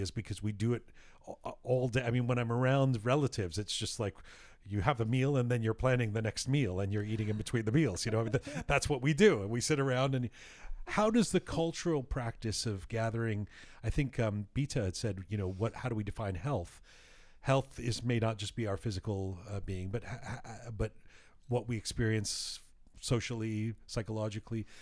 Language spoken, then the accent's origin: English; Canada; we were growing up in Canada